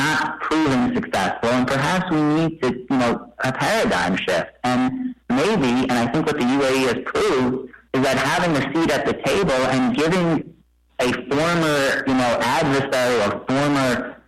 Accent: United States; as an American

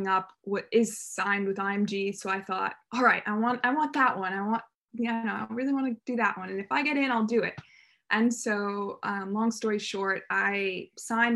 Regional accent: Los Angeles, California, United States; also born or lived in Santa Barbara, California; I'm from California originally. I grew up in Los Angeles, and then when I was about 10, moved to Santa Barbara

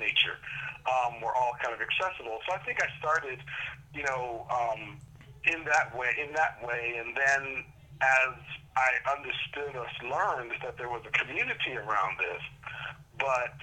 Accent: New Jersey, United States; also born or lived in New York City, New York; growing up in Jersey and New York City

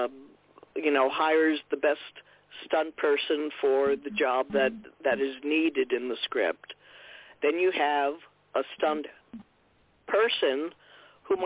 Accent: Saranac Lake, New York, United States; I was born and raised in Saranac Lake, New York, which is in the Adirondack Park

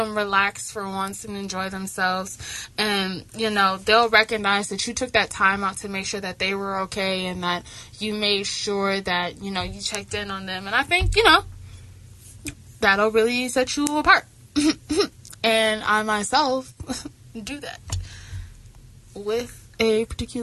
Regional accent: the South, United States; I'm from the South

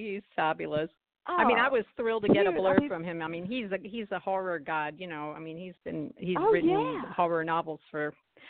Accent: Miami, Florida, United States; moved away; also born or lived in London, England; I grew up in the Miami area

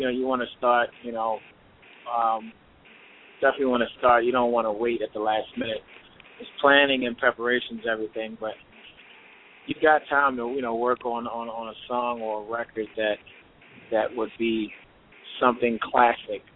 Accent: Baltimore, Maryland, United States; I was born and raised in Baltimore, Maryland.

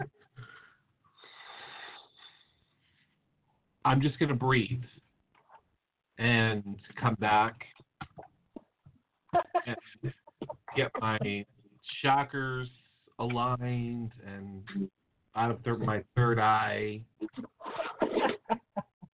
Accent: Connecticut, United States; I'm from Connecticut

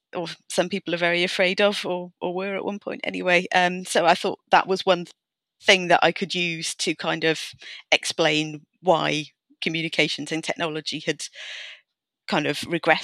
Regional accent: Wales, United Kingdom; As you might have noticed, I'm Welsh, which means that you grow up immersed in language politics, whether you want to or not.

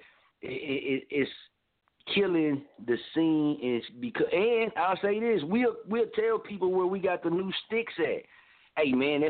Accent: Muskogee, Oklahoma, United States; my hometown, Muskogee

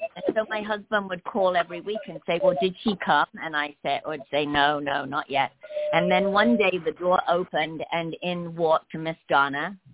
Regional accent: England, United Kingdom; moved away as an adult; also born or lived in London, England; now in Los Angeles, United States; I'm from England

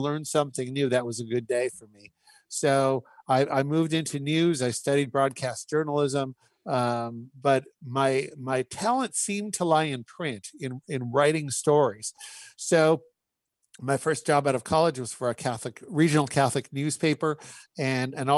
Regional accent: Saskatchewan, Canada; also born or lived in Ave Maria, Florida; now in Northern Virginia, United States; I was born and raised in Saskatchewan, Canada.

